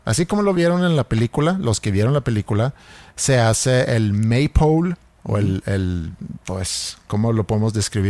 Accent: Sweden; moved away; yo creciendo en Suecia

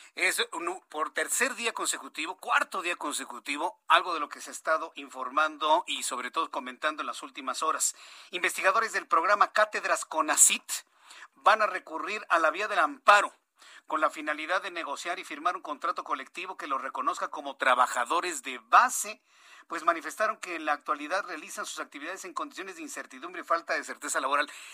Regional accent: Mexico; somos mestizos, somos mexicanos

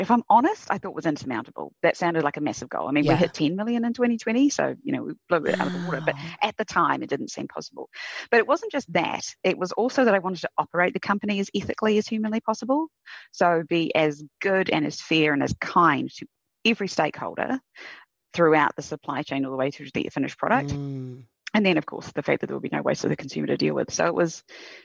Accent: Queenstown, Otago, New Zealand; also born or lived in United Kingdom / Christchurch, New Zealand; When I moved up to Christchurch, because I grew up in Queenstown, to go to university

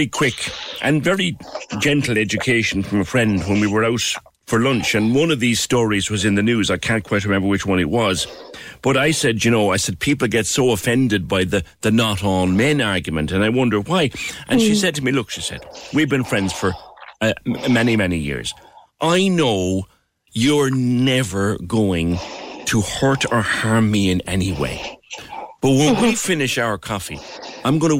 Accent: Ireland; also born or lived in Carrigaline / Douglas; I grew up in Ireland

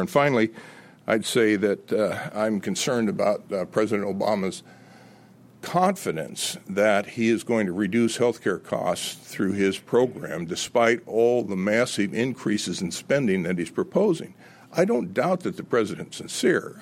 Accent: Los Angeles, California, United States; now in Virginia, United States; I grew up in Los Angeles uh, in the 50s

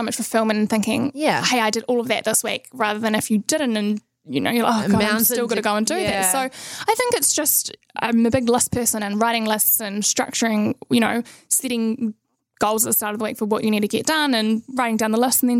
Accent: Nelson, New Zealand; also born or lived in Christchurch; Yeah, so I was born in Christchurch, but I grew up in Nelson. Did most of my schooling there

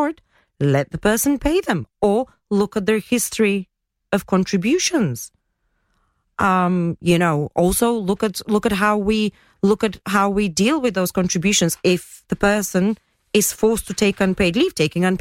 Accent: Bulgaria; now in Gibraltar; I come from Bulgaria.

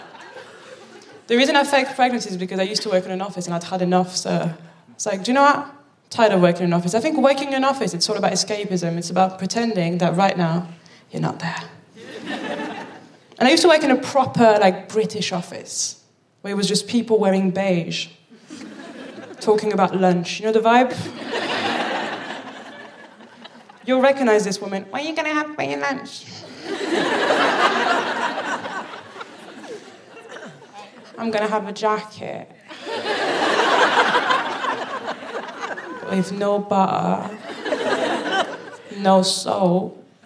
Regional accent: Paris, Île-de-France, France; also born or lived in Birmingham, United Kingdom; now in London, United Kingdom; I'm from Paris

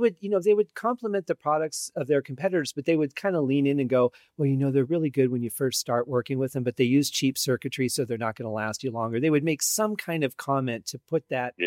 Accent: just outside Detroit, Michigan, United States; moved away; I grew up just outside Detroit

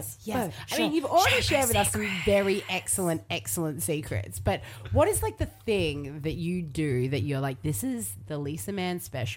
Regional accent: Logan, Queensland, Australia; also born or lived in Mount Gravatt; I grew up in Logan Reserve, and then I went to Mount Gravatt.

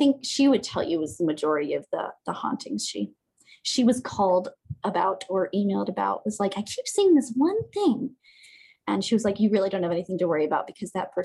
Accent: Parkersburg, West Virginia, United States; There's this huge, beautiful hotel in my hometown, is Parkersburg, West Virginia

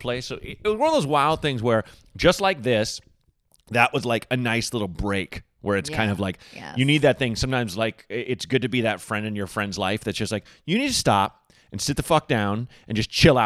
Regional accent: Portland, United States; growing up in Portland

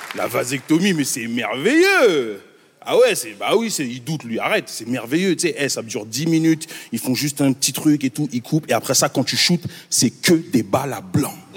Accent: Montreal, Quebec, Canada; also born or lived in Congo; Moi, je viens de Montréal.

